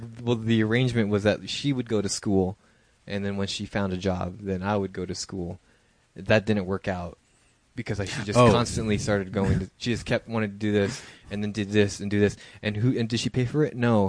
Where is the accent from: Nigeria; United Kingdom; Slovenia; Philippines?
Philippines; I am Filipino.